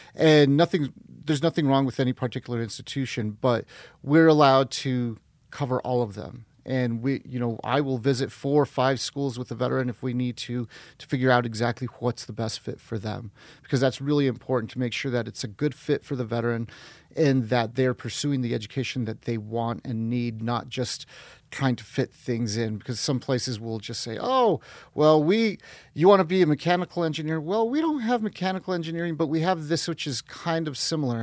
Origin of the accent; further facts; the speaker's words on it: northern New Mexico, United States; also born or lived in Guatemala; we came up when I was six months old and then grew up in northern New Mexico